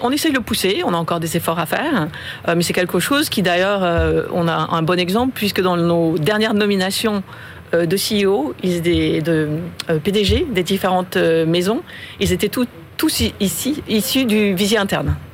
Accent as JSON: {"language": "French", "country": "France", "also_born_or_lived": "China", "moved": "as an adult", "said": "Je suis française, mais je suis récente"}